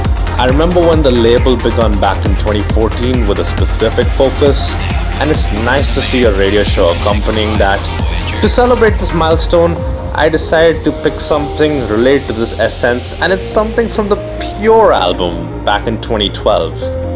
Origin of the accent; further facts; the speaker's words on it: India; I'm from India.